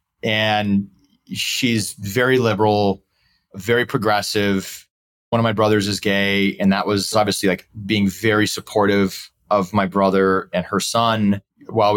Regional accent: St. Louis, Missouri, United States; also born or lived in Dallas, Texas; now in Chicago, United States; I'm originally from St. Louis. I have three brothers and I'm second oldest

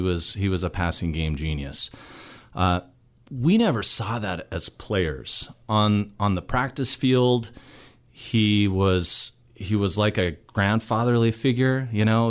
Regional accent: Missoula, Montana, United States; born and raised in Missoula

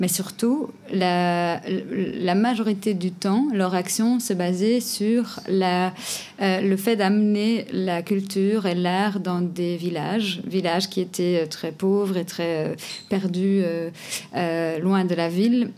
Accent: Portugal; moved away as an adult; also born or lived in Belgium; now in Brussels, Belgium; je viens du Portugal, je suis arrivée et après trois ans

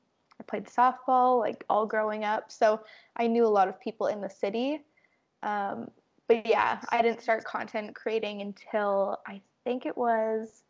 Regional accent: Winnipeg, Manitoba, Canada; I was born and raised in Winnipeg, Manitoba.

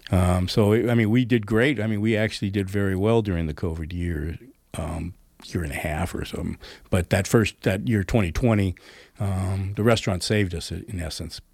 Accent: Oakland, California, United States; also born or lived in Pleasanton, California / Danville, California; now in Grass Valley, United States; I moved from Oakland to Pleasanton, I mean, I, I was a city boy, right? I was in really downtown O, not downtown Oakland, but uptown Oakland

